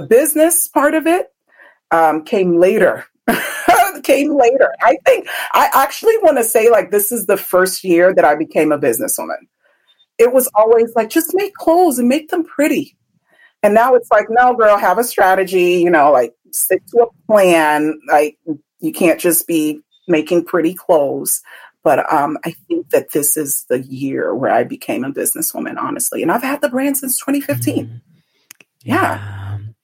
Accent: Benin City, Edo, Nigeria; moved away; go back home to Nigeria because that's where I'm from. I was born in Benin

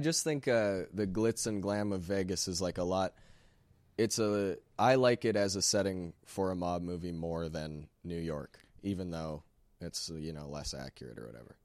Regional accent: Sherwood Park, Alberta, Canada; I'm from Sherwood Park

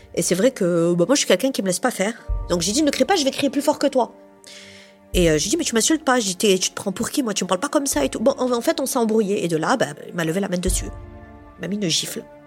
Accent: Montpellier, Occitania, France; je suis de Montpellier, donc je suis une vraie Montpelliéraine hein, depuis toujours.

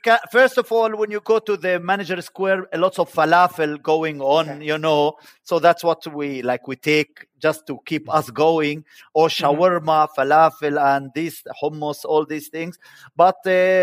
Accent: Bethlehem, West Bank, Palestine; moved away as an adult; also born or lived in Greece / Turkey / Berlin; now in Dublin, Ireland; I'm from Bethlehem, and I raised in Bethlehem, and I studied in Bethlehem

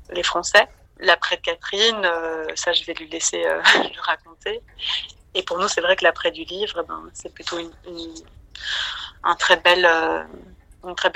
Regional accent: Belgium

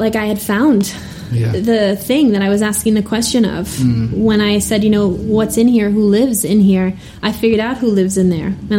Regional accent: New York, United States; moved away; also born or lived in Twin Cities / France; I grew up Italian in New York

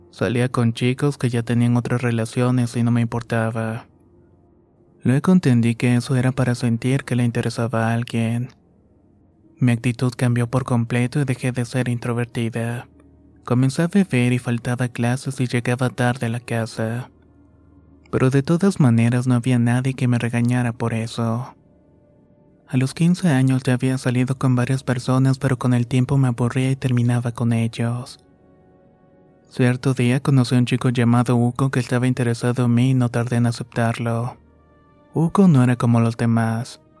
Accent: Quito, Pichincha, Ecuador; Soy de Quito, Ecuador y la historia que voy a contar va a empezar un poco distinta a lo normal

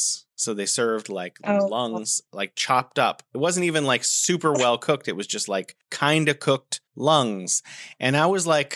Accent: San Francisco, California, United States; moved away as an adult; also born or lived in South Korea; now in China; living back at home in San Francisco

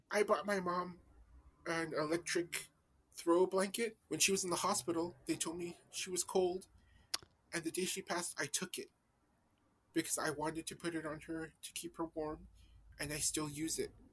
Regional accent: El Paso, Texas, United States; I'm from El Paso, Texas

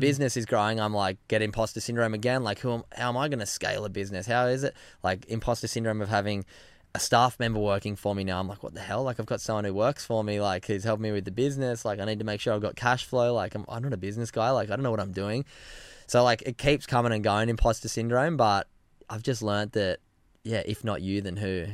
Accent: Narrabeen, New South Wales, Australia; moved away as an adult; also born or lived in Byron Bay; now in Gold Coast, Australia; where I grew up in Narrabeen

